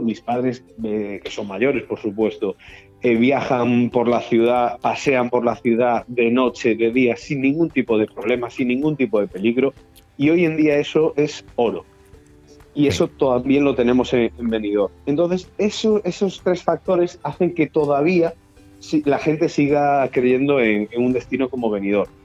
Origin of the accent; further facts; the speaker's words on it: Galicia, Spain; moved away; also born or lived in Balearic Islands / Canary Islands / Andalusia / Valencian Community; soy de Benidorm, por supuesto, yo, nací en Galicia